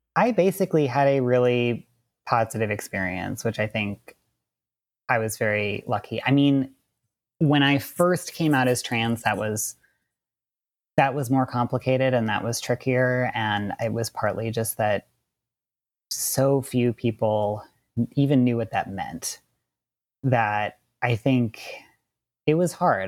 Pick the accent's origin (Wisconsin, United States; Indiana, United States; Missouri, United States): Wisconsin, United States; also born or lived in Southern California; now in California, United States; I grew up in Wisconsin and I'm a queer trans man, and I currently live in Southern California.